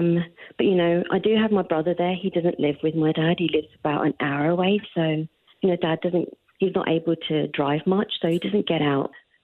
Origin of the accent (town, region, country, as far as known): London, United Kingdom; moved away as an adult; now in Oakville, Canada